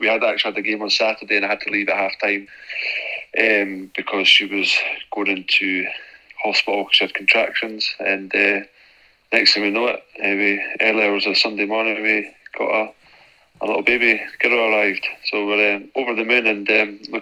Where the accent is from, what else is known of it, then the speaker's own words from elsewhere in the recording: Edinburgh, Scotland, United Kingdom; moved away as an adult; born and bred in Edinburgh